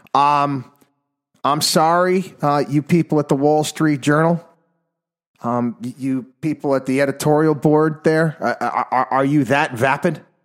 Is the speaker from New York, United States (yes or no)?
yes; New York, United States; my home state now included here, the state of New York